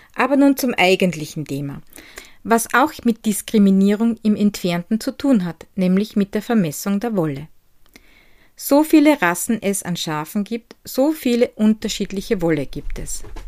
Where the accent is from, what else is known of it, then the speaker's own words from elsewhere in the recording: Styria, Austria; aus meiner Heimat in der grünen Steiermark